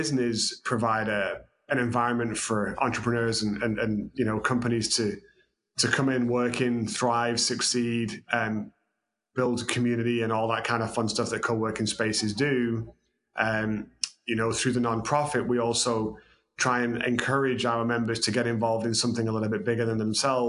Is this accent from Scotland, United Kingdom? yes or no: no; Manchester, North West England, United Kingdom; moved away as an adult; now in Texas, United States; originally I'm from the UK, as you can tell by my southern drawl. I was raised in Manchester